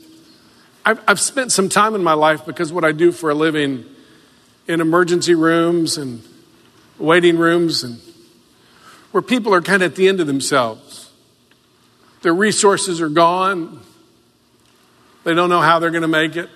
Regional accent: the South, United States; I grew up in the South.

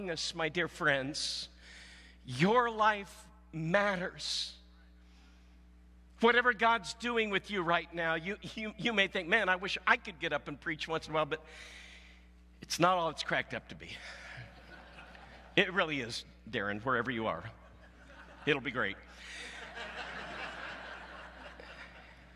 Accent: Southwest Missouri, United States; moved away; I came from Southwest Missouri

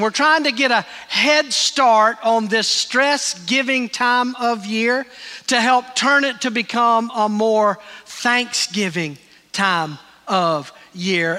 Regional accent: Greenville, United States; moved away; Terry and I were in Greenville, my hometown

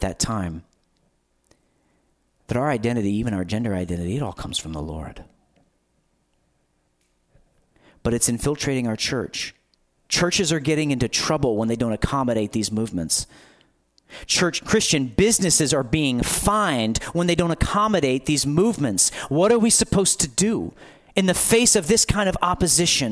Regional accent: United States

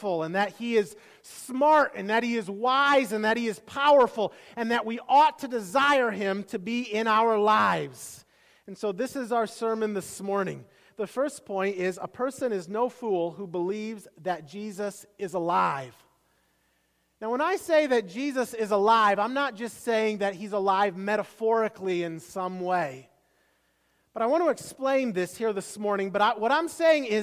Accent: Iowa, United States; moved away; I grew up in Iowa

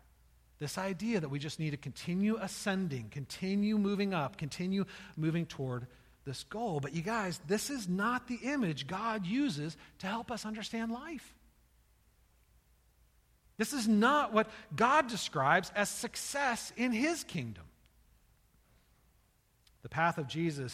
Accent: United States; As Americans

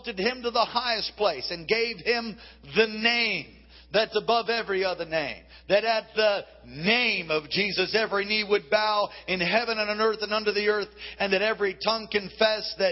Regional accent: Wasilla, Alaska, United States; where are you from? I say, Wasilla.

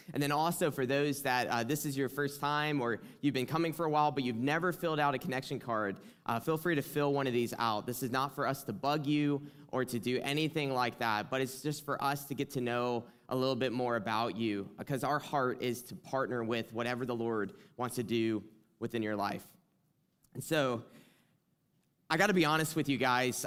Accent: South Carolina, United States; accent: twang; now in Michigan, United States; from South Carolina. I feel like I always have to, like, say that at the beginning, like, if you hear a twang or something, it's because

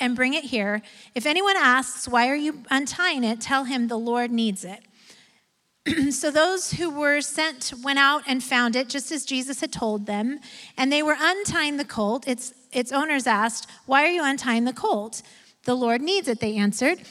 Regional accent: Bend, Oregon, United States; I'm from Bend

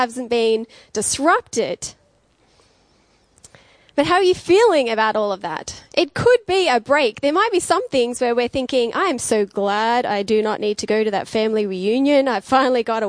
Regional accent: Dubbo, New South Wales, Australia; moved away as an adult; also born or lived in Queensland; now in Wollongong, Australia; So I grew up in the country. I grew up in Dubbo. So that was all my schooling.

